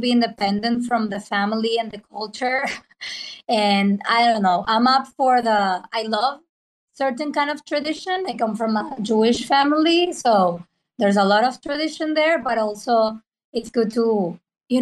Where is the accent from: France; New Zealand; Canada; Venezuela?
Venezuela; English is a second language; also born or lived in Argentina; now in New York, United States; from Venezuela, currently in Argentina, but I've been living in New York for the past 12 years.